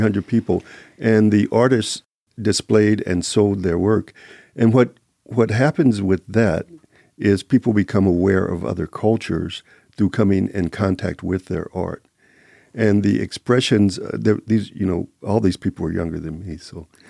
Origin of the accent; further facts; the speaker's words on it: Kansas City, Kansas, United States; now in Las Vegas, United States; I'm originally from Kansas City, Kansas.